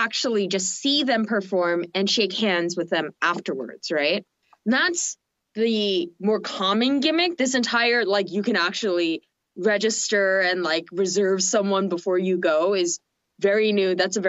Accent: Seoul, South Korea; moved away; I was from Korea

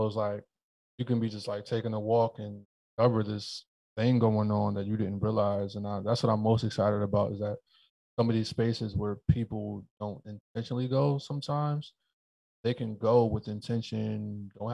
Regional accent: New Haven, Connecticut, United States; I grew up in New Haven

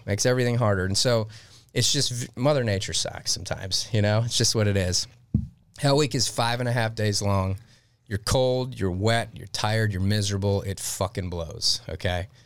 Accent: Detroit, Michigan, United States; moved away; I grew up in Detroit, Michigan.

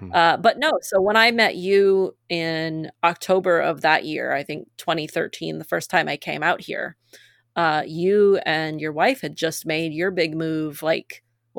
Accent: Maine, United States; now in Massachusetts, United States; I grew up in Maine and lived as an adult in Massachusetts.

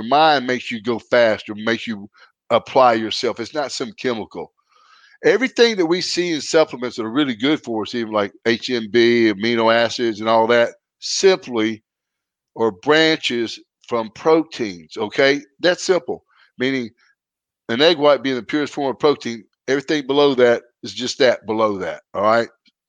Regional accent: Canada; And I'm from Canada, a wrestler.

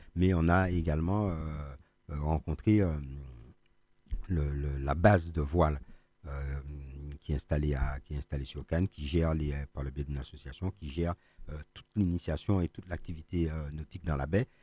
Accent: Martinique; nous-mêmes en tant que Martiniquais

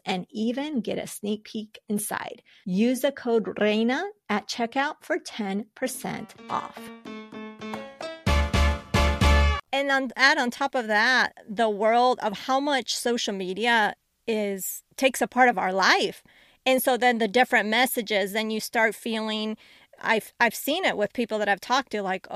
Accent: Colombia; now in United States; I was born in Colombia

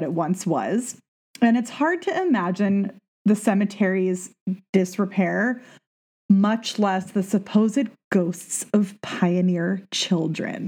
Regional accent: Southern California, United States; now in Pacific Northwest, United States; I'm from Southern California

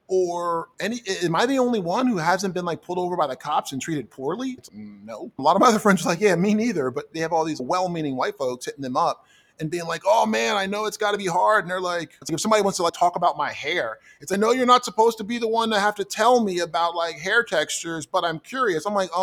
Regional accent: New Jersey, United States; I grew up in South Jersey, lower middle class, mother and father kind of thing.

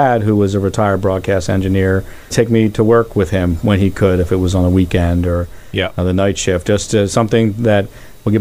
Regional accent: Philadelphia, Pennsylvania, United States; grew up in a great row home neighborhood on Everett Avenue in the Oxford Circle section

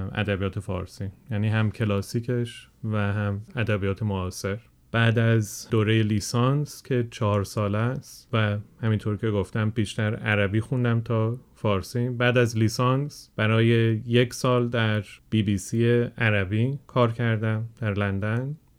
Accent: England, United Kingdom; Persian is a second language; also born or lived in Germany; من بزرگ شده انگلستان هستم

